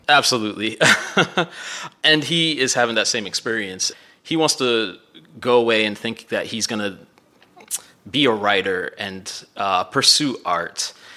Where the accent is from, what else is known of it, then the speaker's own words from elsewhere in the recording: Miami, Florida, United States; moved away; also born or lived in Midwest; growing up in Miami